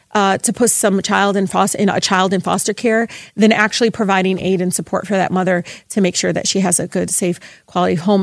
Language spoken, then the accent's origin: English; Detroit, Michigan, United States; I grew up in Southwest Detroit